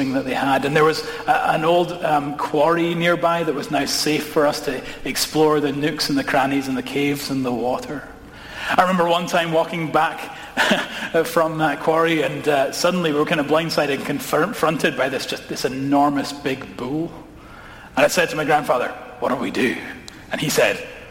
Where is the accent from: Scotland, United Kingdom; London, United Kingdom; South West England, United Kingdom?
Scotland, United Kingdom; Edinburgh; I grew up in Edinburgh, which is a city